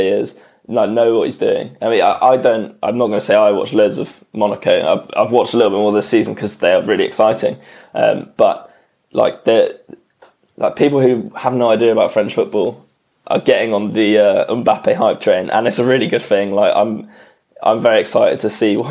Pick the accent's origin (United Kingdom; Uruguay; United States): United Kingdom; England; as an Englishman